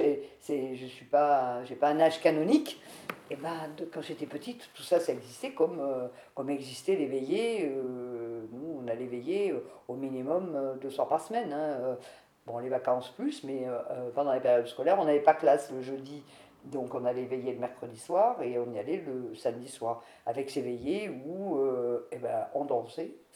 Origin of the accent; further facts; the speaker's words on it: Mauriac, Auvergne-Rhône-Alpes, France; also born or lived in Chalvignac; je suis née à Trébiac, commune de Mauriac, dans une famille de tout petits paysans